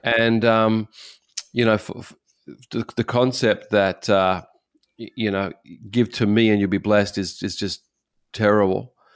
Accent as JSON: {"language": "English", "country": "Australia", "moved": "as an adult", "lives_now": "Japan", "said": "I'm an Australian"}